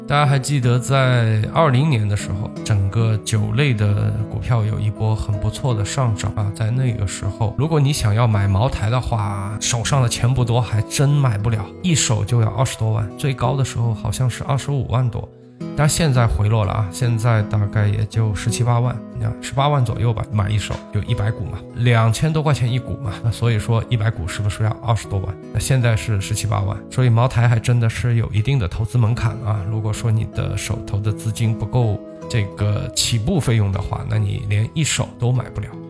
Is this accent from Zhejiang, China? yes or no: yes; Zhejiang, China; 因为我是浙江人，对吧？我们浙江人是会喝黄酒的